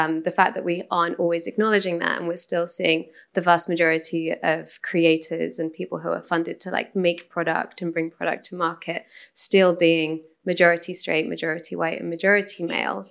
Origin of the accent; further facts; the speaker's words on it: London, United Kingdom; My hometown is London